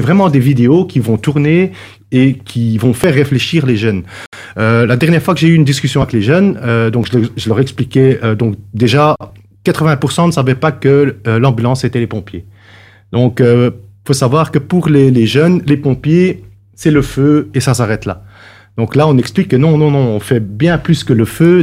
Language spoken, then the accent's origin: French; Brussels, Brussels-Capital Region, Belgium; j'ai grandi à Bruxelles.